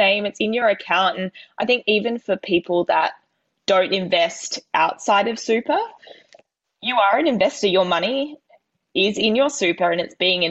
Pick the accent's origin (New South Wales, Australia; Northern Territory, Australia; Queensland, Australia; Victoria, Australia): New South Wales, Australia; my New South Wales in me